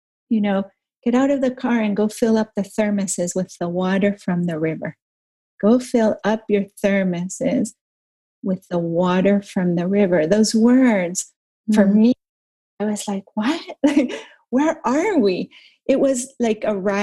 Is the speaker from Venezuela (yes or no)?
yes; Caracas, Capital District, Venezuela; I grew up in Venezuela, and I grew up in Caracas, which is, you know, pretty big city